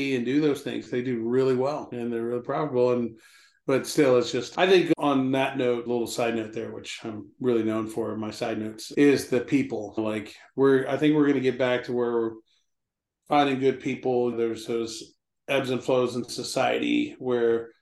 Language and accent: English; Alabama, United States; moved away; I'm a refugee from Alabama